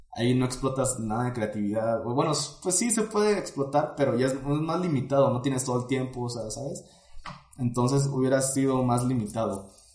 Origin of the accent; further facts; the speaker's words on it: Tuxtla Gutiérrez, Chiapas, Mexico; moved away as an adult; now in Puebla, Mexico; soy originario de Chiapas. Eh, crecí en la ciudad de Tuxtla Gutiérrez